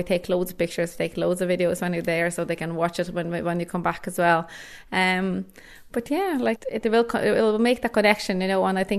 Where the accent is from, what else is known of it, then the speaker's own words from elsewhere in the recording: Lithuania; moved away as an adult; now in Ireland; So a small village, yeah, that's where I grew up. And I left Lithuania when I was 18. So I've been living in Ireland since. So that is about, 12 years?